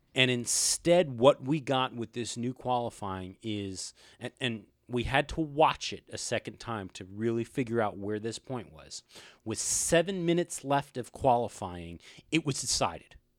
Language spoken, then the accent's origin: English; United States; we are American